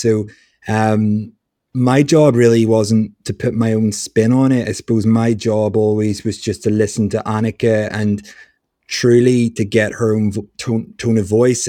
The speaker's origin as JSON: {"language": "English", "town": "Belfast", "region": "Northern Ireland", "country": "United Kingdom", "tie": "born or raised there", "said": "I grew up in Belfast"}